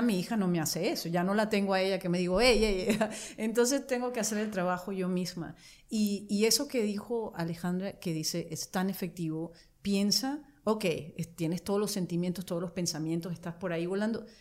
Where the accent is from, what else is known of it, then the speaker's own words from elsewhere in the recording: Maracaibo, Zulia, Venezuela; moved away as an adult; also born or lived in Barquisimeto, Venezuela / France / Mexico / Italy; now in United States; Y cuando fuimos a vivir a Maracaibo, que yo estuve ahí en total como que nueve años